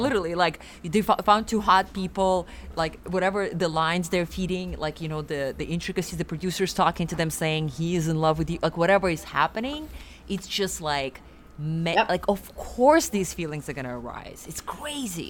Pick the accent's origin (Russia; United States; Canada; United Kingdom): Russia; Siberia; moved away; I'm from Siberia